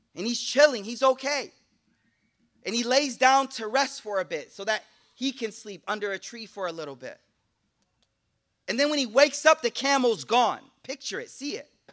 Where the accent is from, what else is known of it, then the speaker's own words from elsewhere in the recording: Buffalo, New York, United States; I'm from Buffalo, so Canada right there, I took, took French, right?